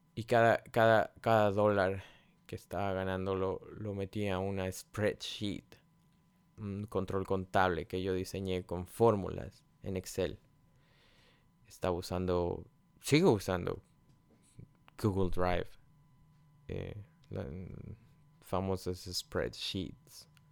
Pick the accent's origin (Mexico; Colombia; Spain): Mexico; moved away as an adult; todavía estaba en mi país, en México